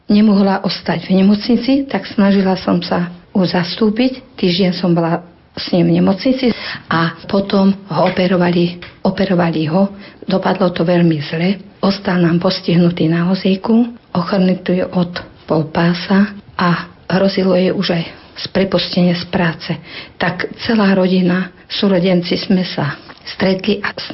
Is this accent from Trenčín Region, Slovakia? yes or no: yes; Hvoznica, Trenčín Region, Slovakia; now in Hatné, Slovakia; pochádzam z Voznice a bývam v dedinke v Hatnom. Pochádzam z deviatich súrodencov